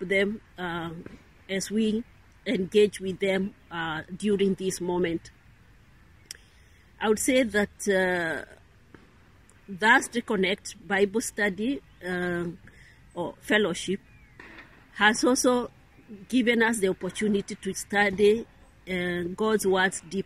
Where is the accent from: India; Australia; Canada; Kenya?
Kenya; now in Rome, Italy; I come from Kenya.